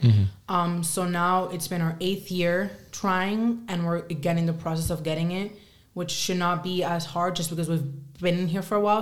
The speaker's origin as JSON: {"language": "English", "country": "Spain", "moved": "yes", "lives_now": "United States", "said": "I think I'm still a Spaniard at heart"}